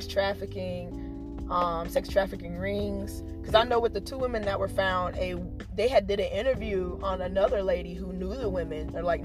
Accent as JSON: {"language": "English", "area": "Robeson County", "region": "North Carolina", "country": "United States", "said": "we're from Robeson County"}